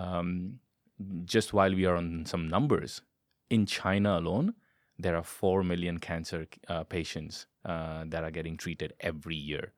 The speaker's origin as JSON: {"language": "English", "country": "India", "said": "I am Indian by origin"}